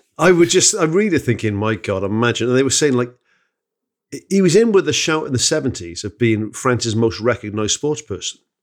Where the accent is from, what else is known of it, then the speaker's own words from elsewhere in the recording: Wales, United Kingdom; I'm born in Wales